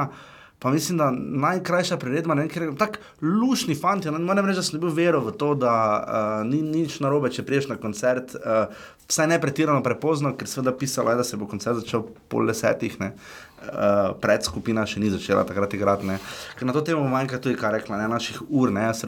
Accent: Slovenia; nekaj včasih smo mi iz Slovenije gledali.

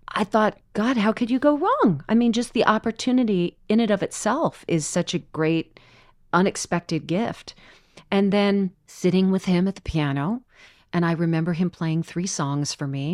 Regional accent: Orange County, California, United States; moved away as an adult; I grew up in Orange County, California

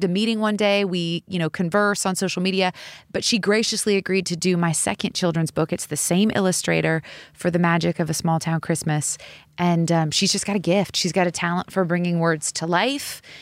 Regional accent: Seattle, Washington, United States; moved away; I grew up in Seattle, Washington

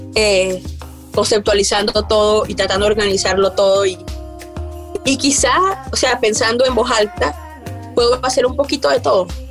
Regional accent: La Guajira, Colombia; also born or lived in Atlántico, Colombia; now in Canada; soy del Atlántico eh, y de la Guajira. Ya, me crié mitad y mitad y, eh, eh, entre las dos, como que iba a la escuela en Atlántico, pero me crié en la Guajira

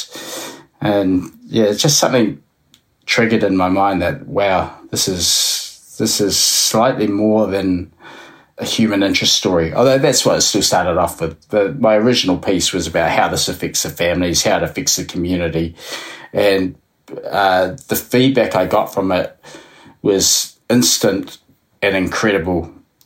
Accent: New Plymouth, Taranaki, New Zealand; moved away; I was in New Plymouth, which is my hometown

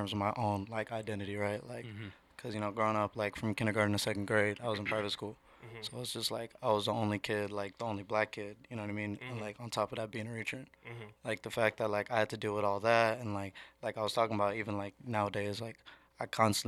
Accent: Washington, United States; the neighborhood I grew up in, you know, is Weissner. I left when it was like 2005, so I was like 11 or 12

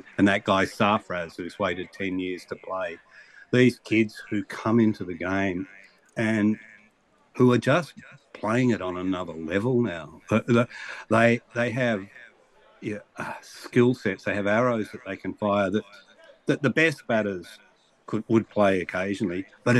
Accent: Australia; I grew up, you know, suffering, wearing the hair shirt of being an Australian cricket fan

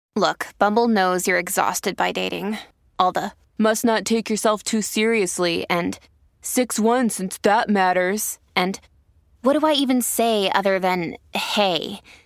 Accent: Newfoundland and Labrador, Canada; I'm from Newfoundland originally

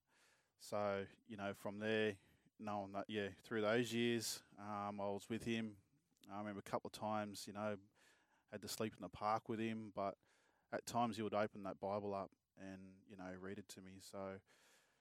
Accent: Melbourne, Victoria, Australia; also born or lived in Bourke, New South Wales; I was born in Melbourne and went to school there for a bit, and then it was just back and forth. My mum's from Bourke, actually, so a small town out west. And, yeah, we'll back and forth between Bourke and Melbourne

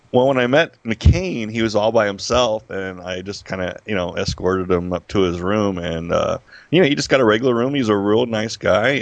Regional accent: Las Vegas, Nevada, United States; I'm born born and raised in Las Vegas, a Las Vegas uh, native, uh, which is rare.

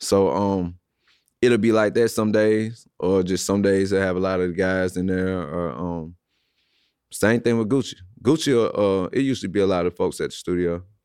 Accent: St. Louis, Missouri, United States; I'm from Saint Louis, born and raised.

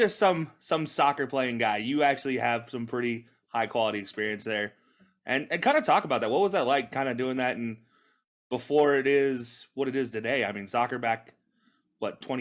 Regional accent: Alabama, United States; where I grew up at in Alabama

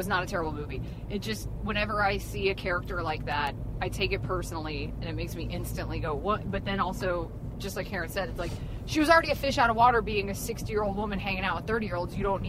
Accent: the South, United States; I grew up in the South.

